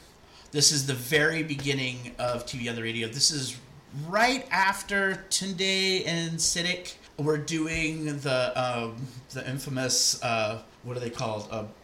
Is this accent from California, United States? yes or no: yes; Walnut Creek, California, United States; moved away as an adult; also born or lived in New York; I grew up in Walnut Creek in the Bay.